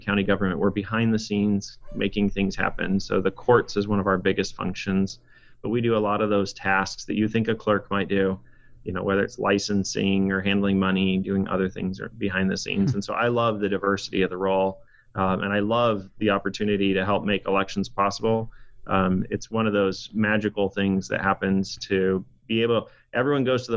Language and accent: English; Boise, Idaho, United States; also born or lived in Pocatello, Idaho / Washington (college); I was born in Pocatello, but grew up in Southeast Boise.